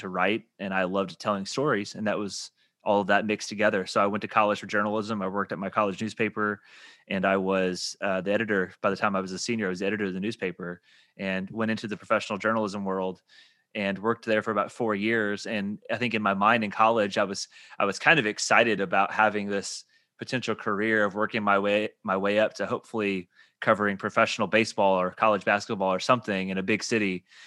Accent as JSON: {"language": "English", "town": "Evansville", "region": "Indiana", "country": "United States", "moved": "as an adult", "said": "I'm from Evansville, Indiana, and so before my wife and I moved down here"}